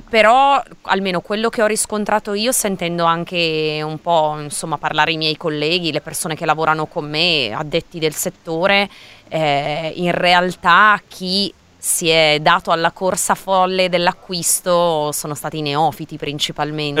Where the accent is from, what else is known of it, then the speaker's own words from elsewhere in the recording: Milan, Lombardy, Italy; sono di Milano